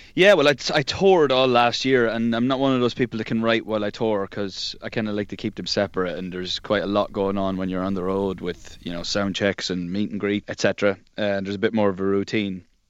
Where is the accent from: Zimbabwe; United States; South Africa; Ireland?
Ireland; being Irish